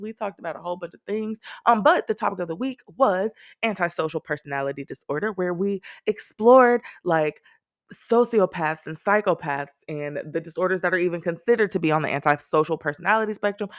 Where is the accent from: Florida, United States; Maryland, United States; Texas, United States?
Texas, United States; I am definitely a Texan who prefers 60 degree weather